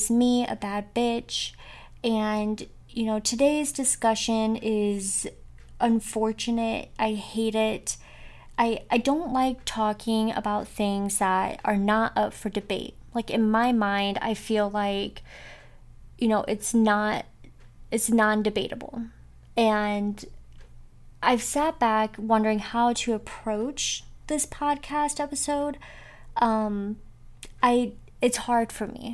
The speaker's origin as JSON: {"language": "English", "region": "Northwest Ohio", "country": "United States", "tie": "born or raised there"}